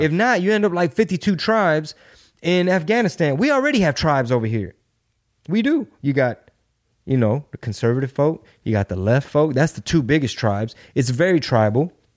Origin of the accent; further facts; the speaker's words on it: Texas, United States; I'm from Texas, I'm Mexican